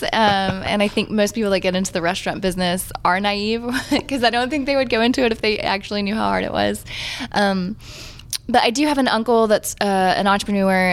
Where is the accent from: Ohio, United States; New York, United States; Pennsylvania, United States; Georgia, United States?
Georgia, United States; now in Texas, United States; I'm from the country out in Georgia